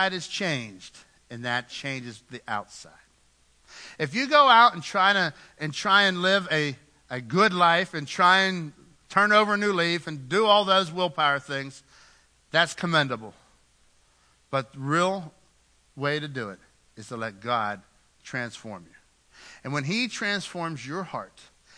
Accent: United States; We're Americans

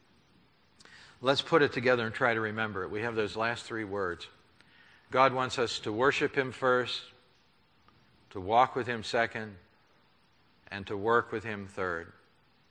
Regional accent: United States; I'm an American

